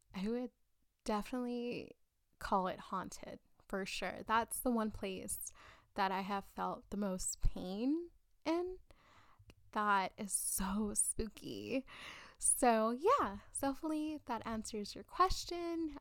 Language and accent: English; South Texas, United States; born and raised in South Texas